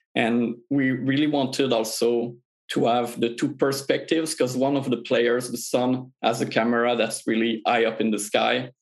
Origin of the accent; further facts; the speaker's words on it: Quebec, Canada; we're all from Quebec in Canada